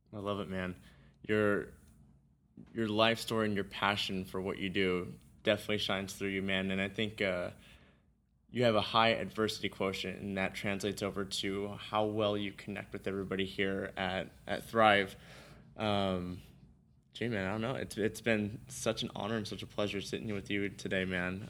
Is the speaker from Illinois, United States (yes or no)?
no; Simi Valley, California, United States; I grew up in Simi Valley